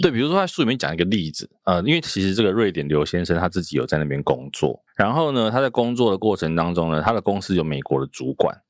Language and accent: Chinese; Taiwan; 一般我们台湾人都会问